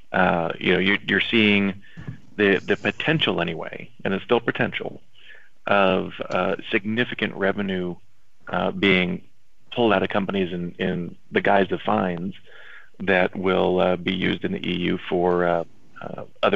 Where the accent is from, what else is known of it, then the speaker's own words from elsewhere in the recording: Los Angeles, California, United States; I'm born and raised in Los Angeles